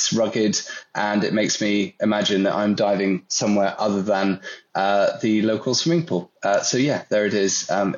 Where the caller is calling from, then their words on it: Kent, South East England, United Kingdom; I'm calling in from Kent in the UK.